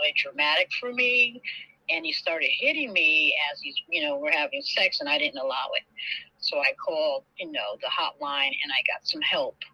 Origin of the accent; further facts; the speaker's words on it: Connecticut, United States; moved away as an adult; also born or lived in New Haven / Atlanta; I'm from Bayview, Connecticut. I left Connecticut, relocated